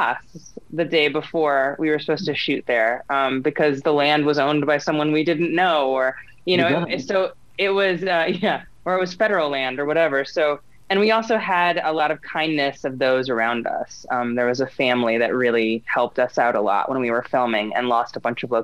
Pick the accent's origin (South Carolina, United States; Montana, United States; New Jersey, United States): Montana, United States; We are also from Montana.